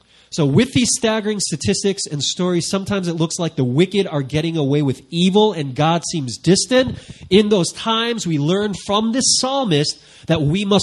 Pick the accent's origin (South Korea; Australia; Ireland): South Korea; they knew I came from South Korea.